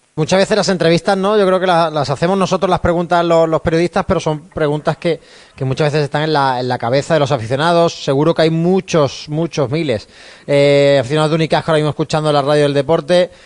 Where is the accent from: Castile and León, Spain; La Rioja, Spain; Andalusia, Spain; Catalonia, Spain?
Andalusia, Spain; Málaga